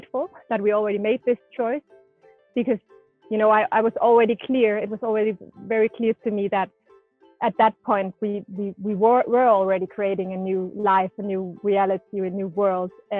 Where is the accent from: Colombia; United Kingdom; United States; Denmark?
Denmark; first language Danish; English is a second language; moved away as an adult; now in Mallorca, Spain; I'm from Denmark